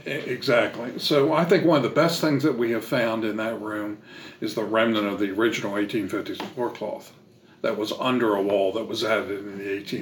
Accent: Maryland, United States; moved away as an adult; now in Nashville, United States; I'm from Maryland and we lived there most of our lives

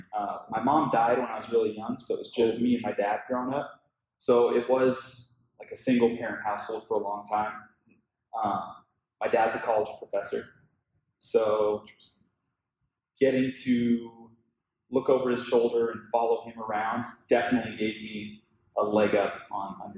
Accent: Tacoma, Washington, United States; moved away as an adult; now in Los Angeles, United States; I grew up in Washington State in a town called Tacoma

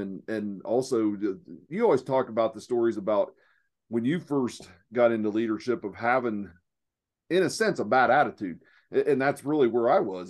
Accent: southeast Ohio, United States; accent: hillbilly; now in Phoenix, United States; I'm from Ohio. I'm from the southeast corner of Ohio

